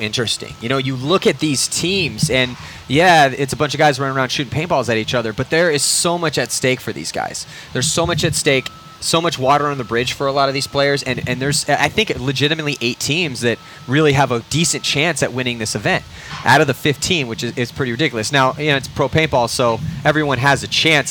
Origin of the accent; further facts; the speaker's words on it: Southern California, United States; I'm from Southern California